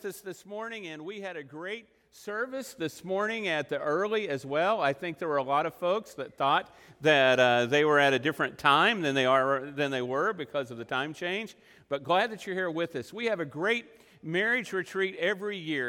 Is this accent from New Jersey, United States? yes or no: no; Oklahoma, United States; also born or lived in Texas Panhandle; I say Abba because I'm from Oklahoma and the Texas Panhandle, and that's the way we say it